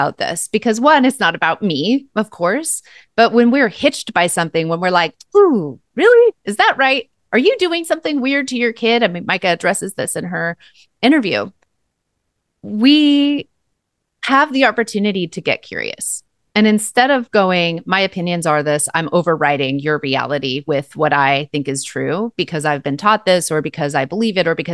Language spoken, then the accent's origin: English; Eugene, Oregon, United States; We grew up together here in Eugene for most of our young lives